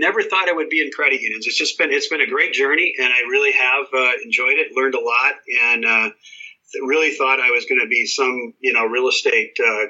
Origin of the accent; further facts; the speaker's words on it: Rochester, Minnesota, United States; moved away as an adult; also born or lived in Wisconsin / Colorado; I grew up in Rochester, Minnesota, went to University of Wisconsin, and I thought moving to Colorado